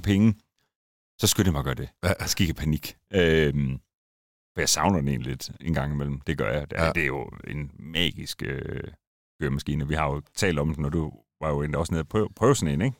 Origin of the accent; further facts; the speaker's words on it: Randers, Central Denmark Region, Denmark; moved away; Jeg er oprindelig fra Randers, så det skinner lidt igennem en gang imellem